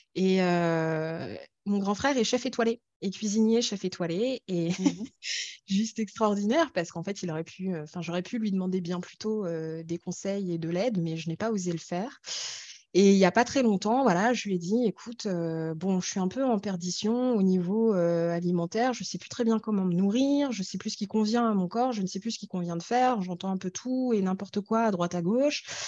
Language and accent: French; France; also born or lived in Ethiopia; j'ai grandi en France